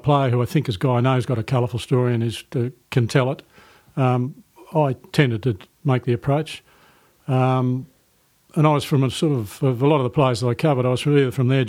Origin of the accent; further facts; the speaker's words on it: Sydney, New South Wales, Australia; I grew up in Sydney's eastern suburbs with my grandmother and mother in a rented house